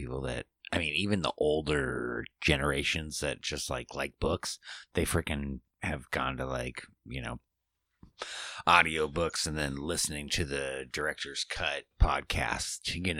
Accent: Bellingham, Washington, United States; born there; now in Portland, United States; Currently residing in Portland, Oregon. I was born in Bellingham, Washington.

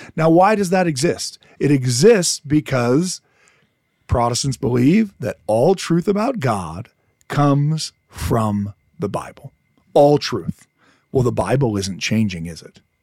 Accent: Detroit, Michigan, United States; I I'm from Detroit

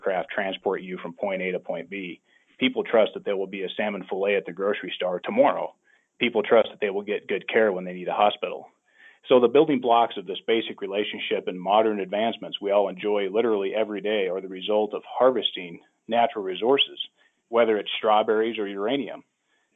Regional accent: Oregon, United States; I'm from Oregon

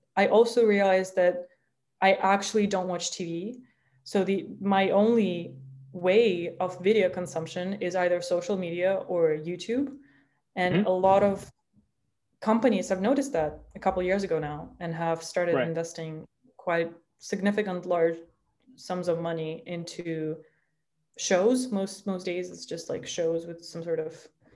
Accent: Minsk, Belarus; now in United States; if I were to live in my hometown, Minsk

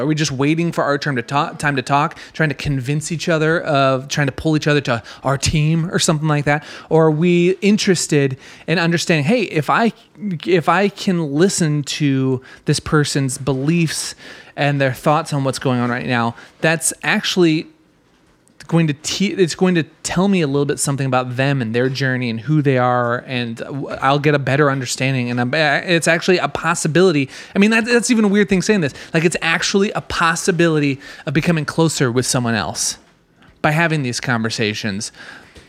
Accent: Minnesota, United States; my home state of Minnesota

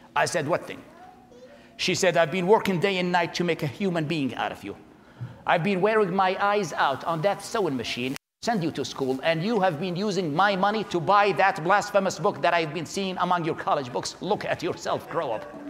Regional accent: Baghdad, Baghdad Governorate, Iraq; English is a second language; moved away as an adult; now in United States; I was born in January of 1979 in Baghdad, Iraq.

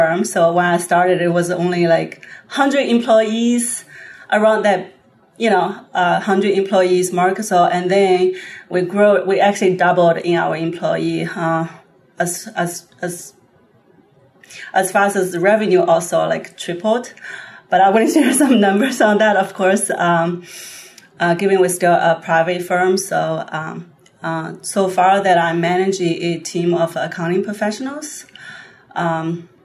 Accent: China; moved away as an adult; now in United States; I was born in China, raised in China. I came here about 12 years ago to pursue my undergrad

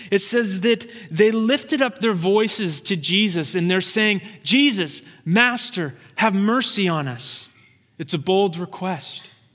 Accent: Santa Rosa, California, United States; moved away; It's actually my hometown. It's the town that I grew up in.

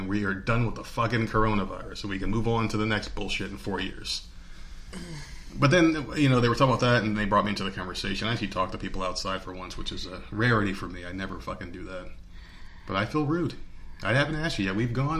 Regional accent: New Jersey, United States; Where I grew up in New Jersey, people had money and they were buying.

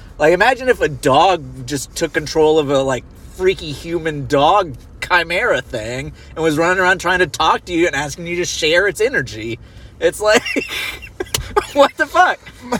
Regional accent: Australia; We're Australian.

